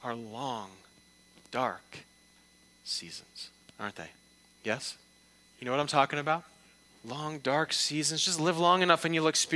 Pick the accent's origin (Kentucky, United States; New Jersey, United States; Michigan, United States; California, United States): Michigan, United States; outside of Detroit; moved away; I'm from the Midwest. I'm from the outside of Detroit